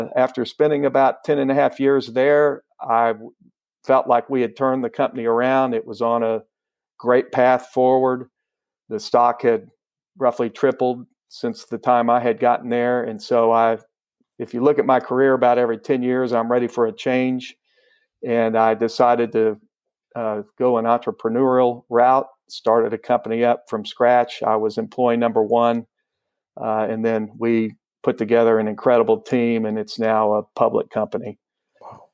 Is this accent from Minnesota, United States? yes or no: no; Houston, Texas, United States; also born or lived in Austin; I was born and raised in Houston.